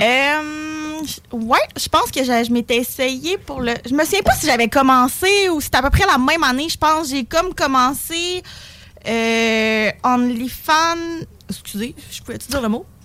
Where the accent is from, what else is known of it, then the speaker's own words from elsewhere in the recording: Sept-Îles, Quebec, Canada; now in Quebec City, Canada; j'ai de la Côte-Nord. Euh, j'habite maintenant à Québec